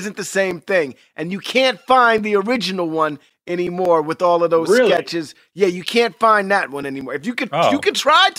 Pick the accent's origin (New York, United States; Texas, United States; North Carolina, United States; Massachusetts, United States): New York, United States; New York City; I grew up in New York City, 43rd and 9th Avenue. I was very close to 30 Rock.